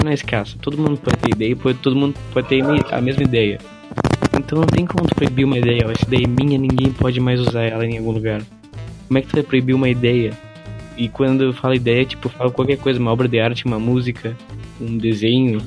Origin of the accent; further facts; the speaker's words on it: Bagé, Rio Grande do Sul, Brazil; accent: Rio Grande do Sul interior; a gente mora no interior do Rio Grande do Sul, então por isso o sotaque.